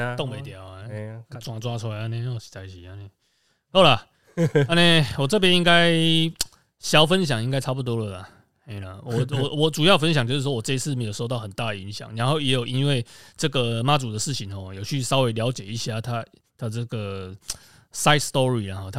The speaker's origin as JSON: {"language": "Chinese", "region": "central Taiwan", "country": "Taiwan", "said": "我觉得这个问题可能是我们中部人比较感受明显吧。"}